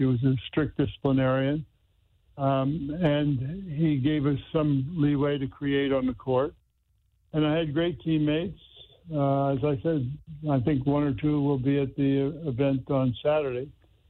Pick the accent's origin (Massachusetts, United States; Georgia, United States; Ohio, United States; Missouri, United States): Missouri, United States; Crystal City; moved away as an adult; as a kid growing up in Crystal City.